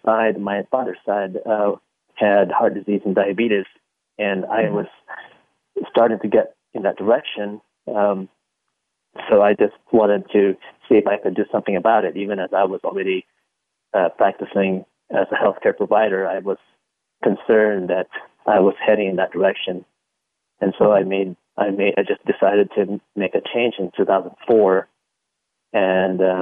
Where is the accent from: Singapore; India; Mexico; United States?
Singapore; moved away; also born or lived in Philippines; I was raised in Singapore. I was born in the Philippines